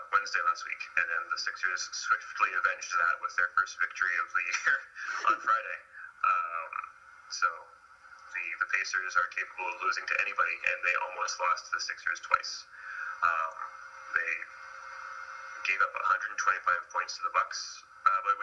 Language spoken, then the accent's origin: English; Canada; I am Canadian